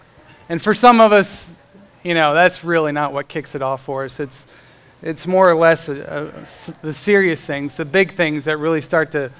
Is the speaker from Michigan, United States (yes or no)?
no; Florida, United States; now in Indiana, United States; I grew up in Florida and we had hurricanes down there